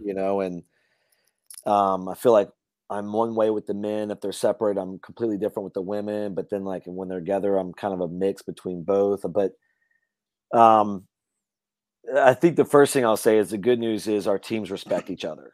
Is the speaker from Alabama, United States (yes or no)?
no; Louisiana, United States; I grew up hunting in Louisiana